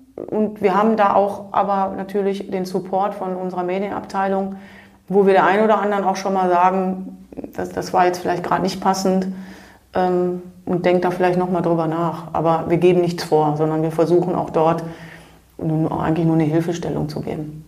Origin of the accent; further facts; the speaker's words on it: Germany; moved away as an adult; also born or lived in Switzerland; ich bin Deutsche